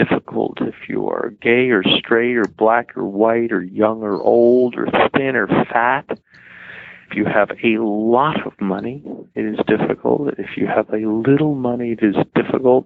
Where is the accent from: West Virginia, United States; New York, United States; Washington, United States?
New York, United States; New York City; growing up in New York City, about 2.5 miles north of Ground